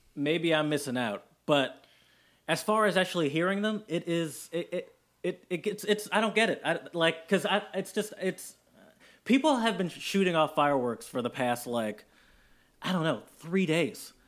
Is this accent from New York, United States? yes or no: no; Michigan, United States; also born or lived in Austria / Germany; I love Michigan, where I'm from